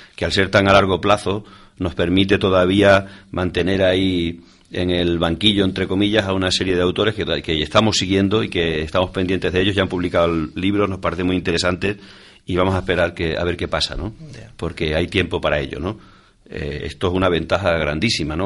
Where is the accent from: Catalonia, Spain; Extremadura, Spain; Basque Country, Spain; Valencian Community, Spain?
Extremadura, Spain; Almaraz; el Ayuntamiento de Almaraz, ¿no? el, que es mi pueblo